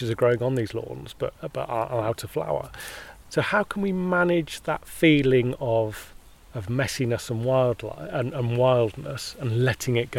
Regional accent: Hampshire, South East England, United Kingdom; I grew up also in Hampshire, not far from the New Forest

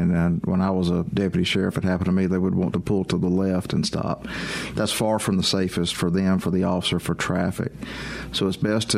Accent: Meridian, Mississippi, United States; I'm originally from Meridian

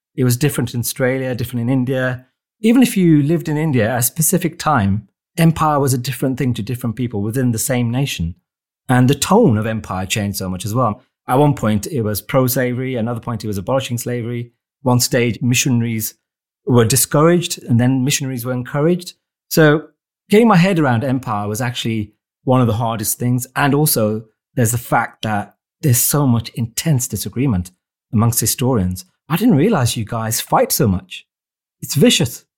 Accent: Wolverhampton, West Midlands, United Kingdom; my hometown of Wolverhampton

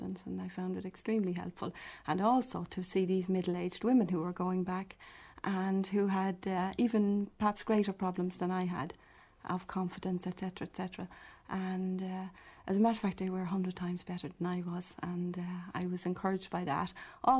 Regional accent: Dublin, Leinster, Ireland; I was born in Dublin, working-class family, left school at 14, kept house for about 2 years afterwards

